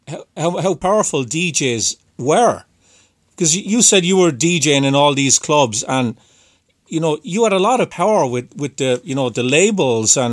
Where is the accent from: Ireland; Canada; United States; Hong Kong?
Ireland; you can probably tell I'm from Ireland